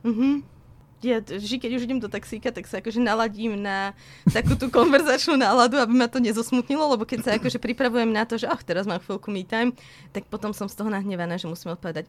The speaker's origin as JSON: {"language": "Slovak", "town": "Trebišov", "region": "Košice Region", "country": "Slovakia", "tie": "born or raised there", "moved": "yes", "lives_now": "Bratislava, Slovakia", "said": "Ja som sa narodila v Trebišove a teraz žijem v Bratislave"}